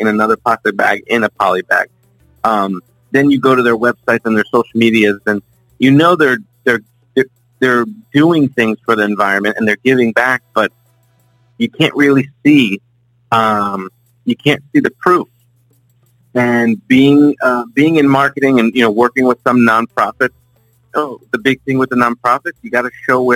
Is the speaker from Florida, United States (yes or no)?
yes; South Florida, United States; born and raised in South Florida. Been here my whole life.